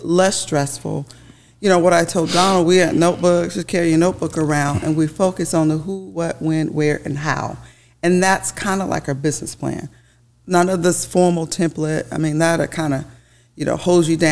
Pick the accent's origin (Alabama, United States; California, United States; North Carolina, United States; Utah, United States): North Carolina, United States; Charlotte; I am from Charlotte, North Carolina, born and raised. I still live in the Charlotte, North Carolina area